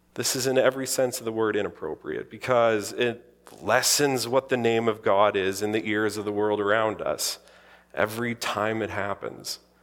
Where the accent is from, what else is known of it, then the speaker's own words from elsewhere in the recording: the Interlake, Manitoba, Canada; growing up in the Interlake, surrounded by Icelanders